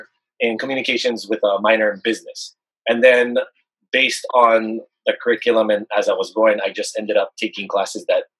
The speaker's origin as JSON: {"language": "English", "region": "Hawaii", "country": "United States", "tie": "born or raised there", "also_born_or_lived": "Belmont, California", "moved": "as an adult", "lives_now": "Dublin, California, United States", "said": "I'm actually born and raised in Hawaii."}